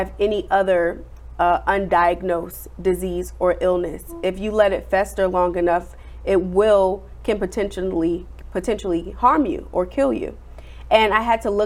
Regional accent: New Jersey, United States; moved away; I'm originally from New Jersey

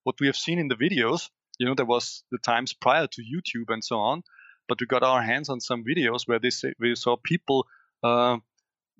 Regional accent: Styria, Austria; I live in Austria, in Styria, and we have a little hill. It's just 400 meters above my hometown.

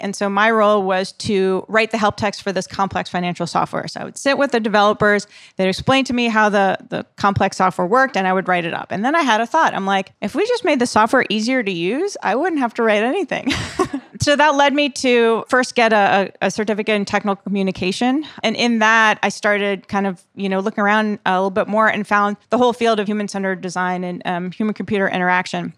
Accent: East Coast, United States; moved away; I'm from the East Coast

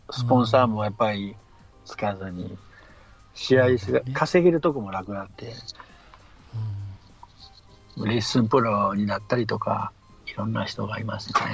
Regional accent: Osaka, Japan; 僕はもう、もう、はい、れ大阪出身なんですけど。

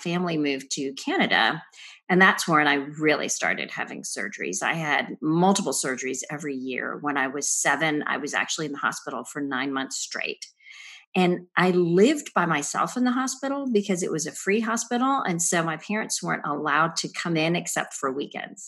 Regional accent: India; I was born in India to Christian parents

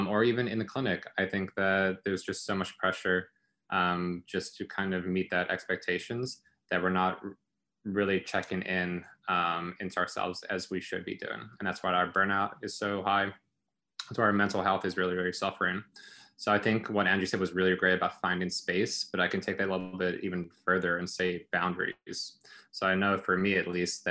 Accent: South Africa; moved away; I'm originally from South Africa

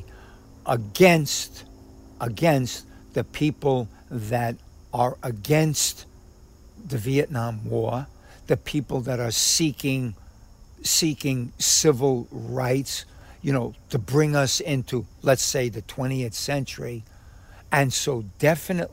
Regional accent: New York City, New York, United States; I'm born and raised in Harlem

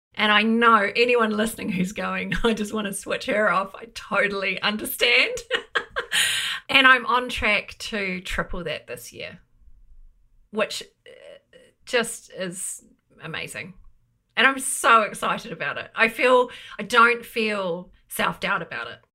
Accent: New Zealand; moved away as an adult; now in United Kingdom; I'm a Kiwi, but I've lived in the U K for twenty years.

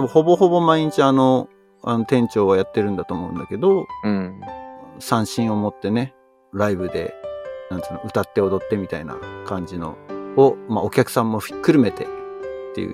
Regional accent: Japan; moved away as an adult; now in Silicon Valley, United States; 自分の生まれ育った国に帰ってる

